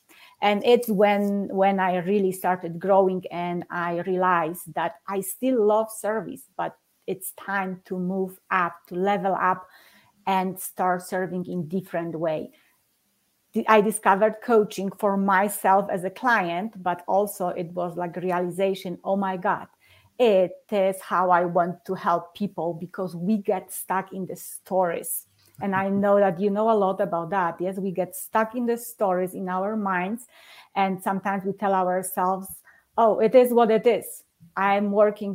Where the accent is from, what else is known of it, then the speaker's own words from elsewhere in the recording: Poland; English is a second language; moved away as an adult; now in Colorado Springs, United States; I'm living in Colorado Springs, Colorado, but I'm originally from Poland